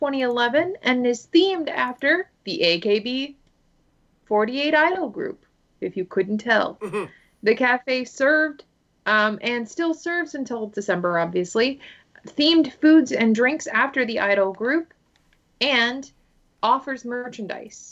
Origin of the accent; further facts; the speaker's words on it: United States; accent: American; first language English; I am definitely an English speaker first, and I try to be good with foreign languages when I'm in foreign countries, but when I am back here, I definitely have what one might call an American accent.